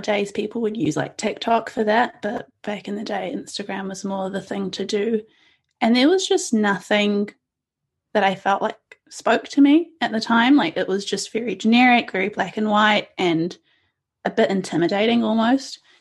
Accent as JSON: {"language": "English", "country": "New Zealand", "tie": "born or raised there", "also_born_or_lived": "India", "said": "I came to New Zealand when I was 2 years old with my parents, and we came from India"}